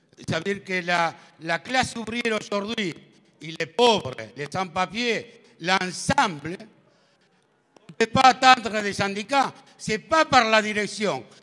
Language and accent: French; Argentina; French is a second language; moved away as an adult; now in Paris, France; je viens de l'Argentine.